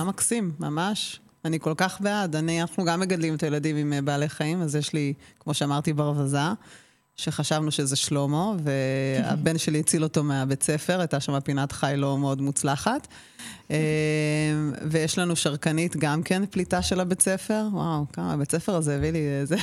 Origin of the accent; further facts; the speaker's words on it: Israel; אני גדלתי במושב ובקיבוץ